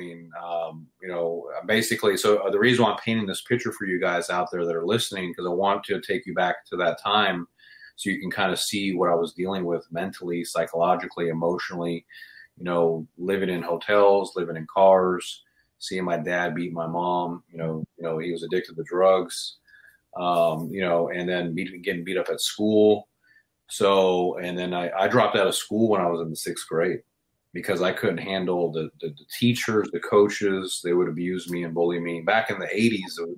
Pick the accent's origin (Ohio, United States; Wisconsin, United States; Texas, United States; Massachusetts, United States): Texas, United States; Houston; I grew up in Houston, Texas, from a lower class family.